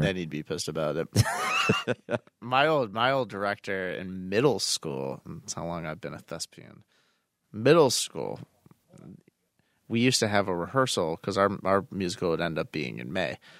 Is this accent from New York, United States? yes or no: yes; Buffalo, New York, United States; We're from Buffalo